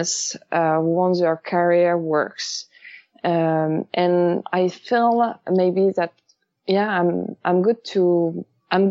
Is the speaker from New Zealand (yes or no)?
no; Paris, Île-de-France, France; English is a second language; moved away as an adult; now in Los Angeles, United States; I'm from Paris. I'm French. I moved in LA almost 5 years ago now.